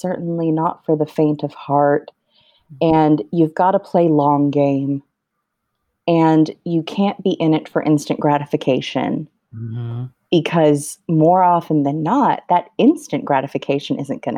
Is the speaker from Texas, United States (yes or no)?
no; Los Angeles, California, United States; It is a Mexican restaurant in the San Fernando Valley, which is where I grew up in Los Angeles